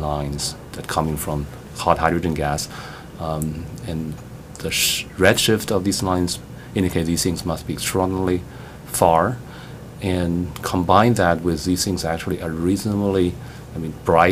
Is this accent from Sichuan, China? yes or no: no; Beijing, China; moved away as an adult; also born or lived in Princeton; now in United States; I grew up as an amateur astronomer in my hometown in Beijing, China.